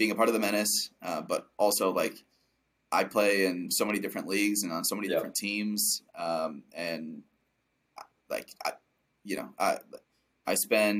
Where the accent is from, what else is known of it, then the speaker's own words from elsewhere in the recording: Cedar Rapids, Iowa, United States; as a kid growing up in Cedar Rapids, Iowa